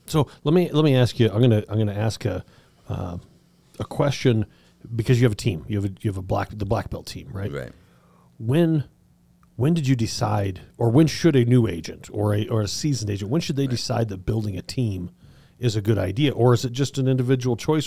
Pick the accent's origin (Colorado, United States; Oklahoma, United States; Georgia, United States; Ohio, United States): Colorado, United States; Southern; I grew up in Southern Colorado